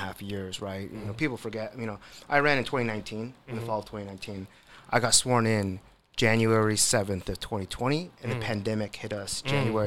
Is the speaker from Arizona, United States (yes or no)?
no; Seattle, Washington, United States; I grew up in Seattle.